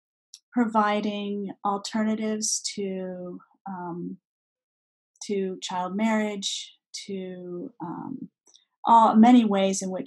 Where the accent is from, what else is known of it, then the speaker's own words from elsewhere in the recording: Beirut, Beirut Governorate, Lebanon; moved away as an adult; also born or lived in Baghdad, Iraq / France; now in United States; born in Baghdad, actually, and grew up mostly in Beirut. Spent almost all of my childhood and early education there.